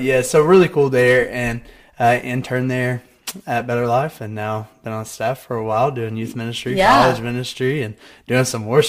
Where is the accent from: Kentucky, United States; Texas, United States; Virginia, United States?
Kentucky, United States; Grayson; moved away as an adult; now in Morehead, United States; So, I went to KCU for a year. I grew up right behind it. I lived right behind it.